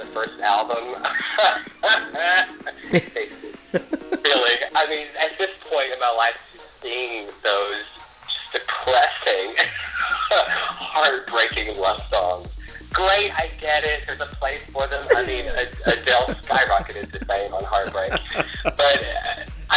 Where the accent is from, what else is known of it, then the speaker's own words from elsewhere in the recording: Louisiana, United States; I'm from Louisiana